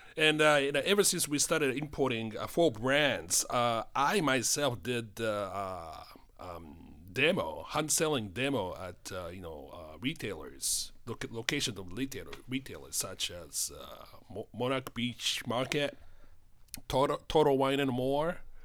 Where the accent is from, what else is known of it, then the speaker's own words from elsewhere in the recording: Tokyo, Japan; accent: Japanese; English is a second language; moved away as an adult; now in United States; I grew up in Tokyo and I came to the United States more than thirty years ago